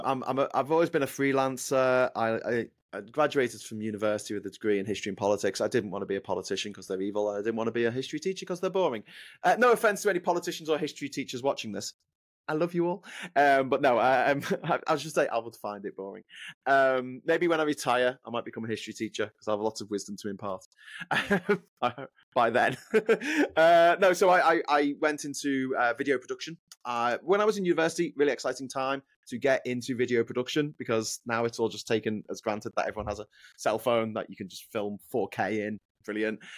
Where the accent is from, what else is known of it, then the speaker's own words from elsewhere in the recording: Liverpool, North West England, United Kingdom; accent: Scouse; my hometown of Liverpool